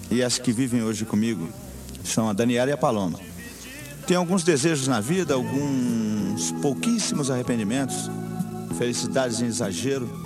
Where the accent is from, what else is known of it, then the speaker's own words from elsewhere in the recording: São Paulo, Brazil; Eu nasci em São Miguel Paulista no dia 8 de novembro de 1945.